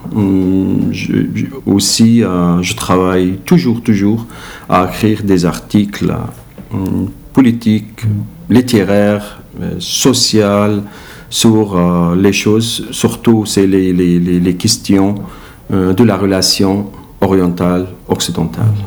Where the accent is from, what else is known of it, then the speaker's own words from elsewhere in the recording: Iraq; French is a second language; moved away as an adult; now in Belgium; de mon pays, il m'a demandé à quitter l'Irak